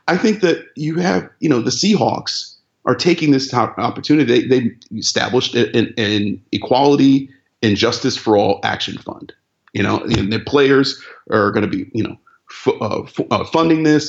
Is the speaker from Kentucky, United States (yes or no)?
no; Cleveland, Ohio, United States; my hometown, Cleveland